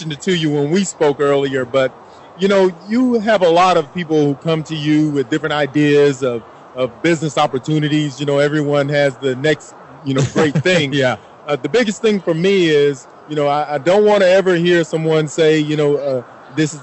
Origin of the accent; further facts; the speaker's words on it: Fort Valley, Georgia, United States; moved away; I'm originally from Fort Valley, Georgia